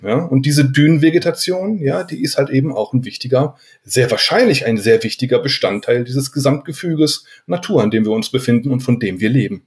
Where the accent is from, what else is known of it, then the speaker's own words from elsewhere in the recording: Aurich, Lower Saxony, Germany; now in Darmstadt, Germany; ich bin in Aurich geboren, ja, in Ostfriesland, mhm. LA, Landkreis Aurich, ja, mhm. und das ist da sehr ländlich gewesen, äh, wo wir gewohnt haben